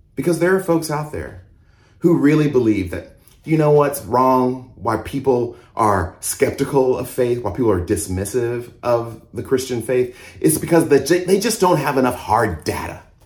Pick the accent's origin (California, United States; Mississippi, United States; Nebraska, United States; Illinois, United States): Mississippi, United States; also born or lived in Georgia; now in Houston, United States; I was born in Mississippi. I was raised in the South in Mississippi and Georgia.